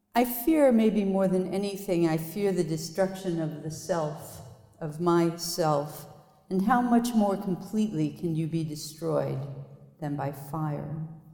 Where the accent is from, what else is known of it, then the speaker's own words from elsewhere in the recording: Lawrence, Kansas, United States; my hometown, Lawrence, Kansas